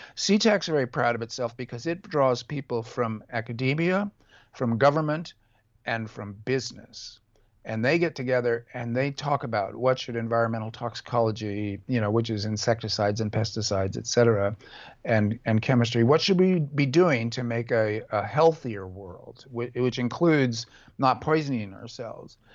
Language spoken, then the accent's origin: English; California, United States; a nineteen seventies hippie leftist, California Buddhist, um, um, uh, American left winger